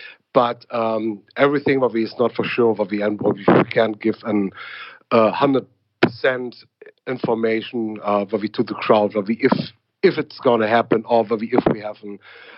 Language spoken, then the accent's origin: English; Berlin, Germany; English is a second language; a guy from Berlin, wouldn't believe that I'm from Berlin at all.